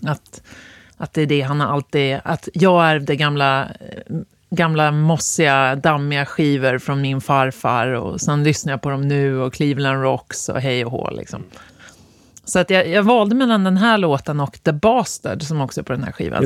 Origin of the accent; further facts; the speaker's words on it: Östersund, Jämtland, Sweden; moved away; also born or lived in Gävle; där jag växte upp, Östersund